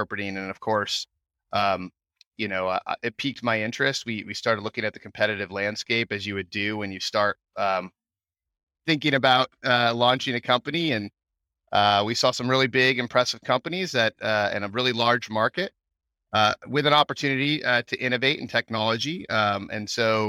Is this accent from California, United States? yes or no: yes; Bay Area, California, United States; moved away as an adult; now in Austin, United States; a Bay Area transplant, as they say out here